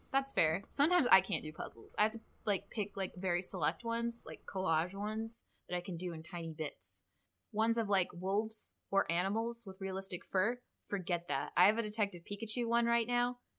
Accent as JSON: {"language": "English", "town": "Grand Rapids", "region": "Michigan", "country": "United States", "said": "we're both from Grand Rapids"}